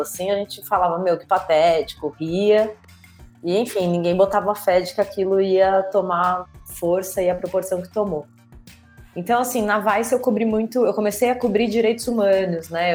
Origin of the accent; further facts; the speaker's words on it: São Paulo, Brazil; Eu sou daqui de São Paulo